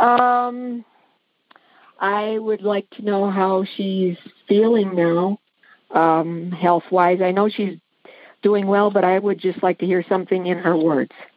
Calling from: Courtdale, Pennsylvania, United States; I'm calling from Courtdale, Pennsylvania

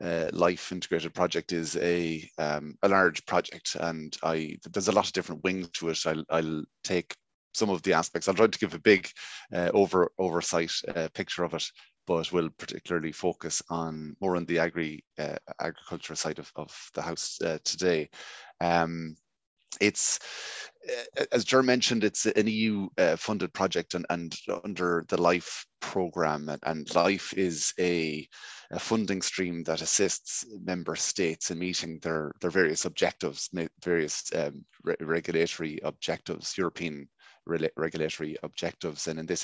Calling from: County Mayo, Ireland; I'm broadcasting here from West County Mayo. I suppose one of the best counties never to have won in all Ireland over the last 70 years.

